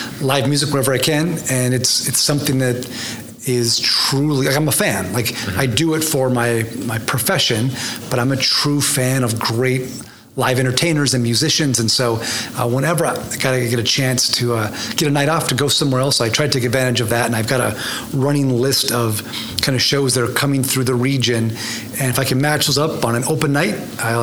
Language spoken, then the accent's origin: English; North Dakota, United States; moved away as an adult; also born or lived in Sioux Falls, South Dakota; now in Oklahoma City, United States; I was born in Sioux Falls, South Dakota, but raised in North Dakota